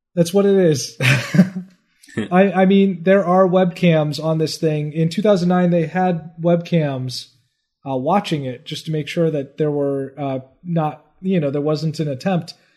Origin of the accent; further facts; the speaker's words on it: United States; I'm American